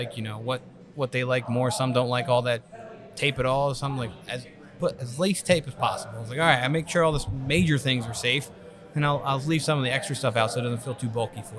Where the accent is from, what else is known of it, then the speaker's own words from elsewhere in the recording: Vineland, New Jersey, United States; I'm from Vineland